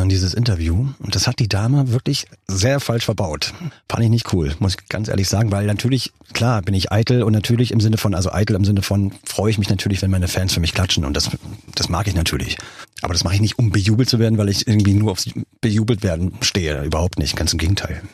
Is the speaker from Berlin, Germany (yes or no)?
yes; Berlin, Germany; Berlin war natürlich klar, meine Heimatstadt